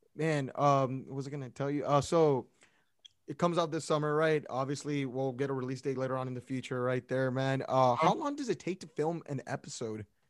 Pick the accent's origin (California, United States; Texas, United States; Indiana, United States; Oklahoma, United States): Texas, United States; Brownsville; I'm from Brownsville, Texas